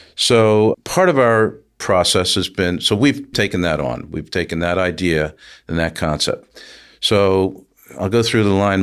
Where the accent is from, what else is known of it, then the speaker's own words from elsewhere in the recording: Philadelphia, Pennsylvania, United States; moved away as an adult; also born or lived in Brooklyn, New York; now in Woodbury, United States; We're from Northeast Philadelphia